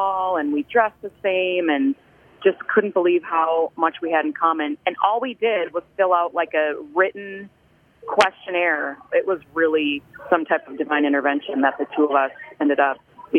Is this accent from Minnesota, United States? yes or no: yes; Pine City, Minnesota, United States; also born or lived in England; So to see my hometown through someone else's eyes and how excited she was to, like, she wanted a Pine City Dragons green coat.